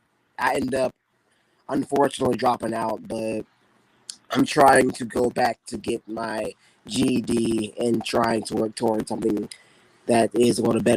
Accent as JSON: {"language": "English", "town": "Chicago", "region": "Illinois", "country": "United States", "tie": "born or raised there", "also_born_or_lived": "Indianapolis, Indiana", "moved": "as an adult", "lives_now": "Indiana, United States", "said": "Yes, I grew up in South Side of Chicago. I grew up on 69th and Eggleston."}